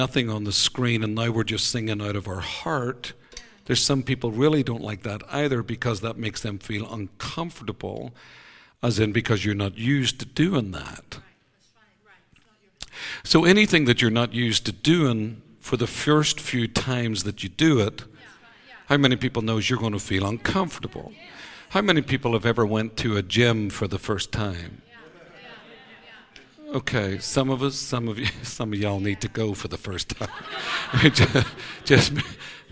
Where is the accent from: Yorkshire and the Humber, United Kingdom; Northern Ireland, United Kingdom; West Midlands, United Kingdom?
Northern Ireland, United Kingdom; moved away as an adult; now in United States; I was born in Ireland